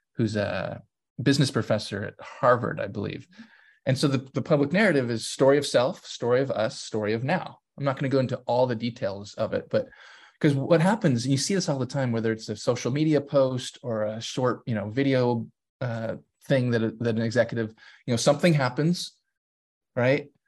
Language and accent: English; San Diego, California, United States; we grew up in San Diego